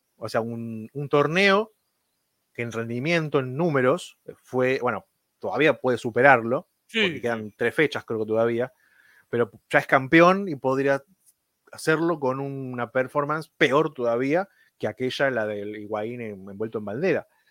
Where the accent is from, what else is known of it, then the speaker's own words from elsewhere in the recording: Argentina; como argentino